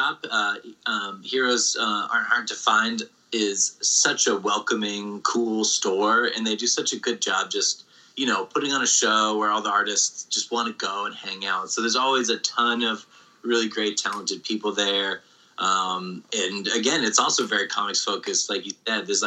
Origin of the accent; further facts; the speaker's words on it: rural Massachusetts, United States; I grew up in rural Massachusetts in New England